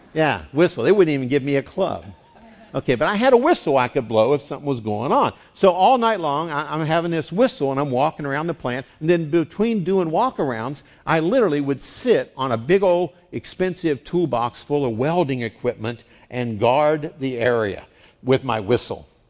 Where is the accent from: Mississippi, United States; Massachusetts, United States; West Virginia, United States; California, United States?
West Virginia, United States; now in San Diego, United States; I grew up in West Virginia